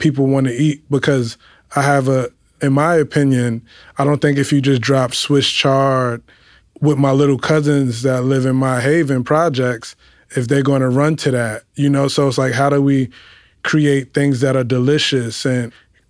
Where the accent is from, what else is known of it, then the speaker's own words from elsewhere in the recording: New York City, New York, United States; we're from the Bronx